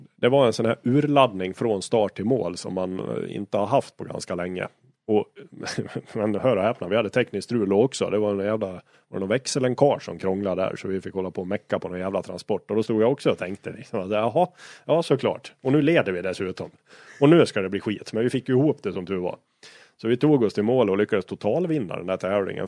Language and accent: Swedish; Dalarna County, Sweden; Jag är- jag är från Dalarna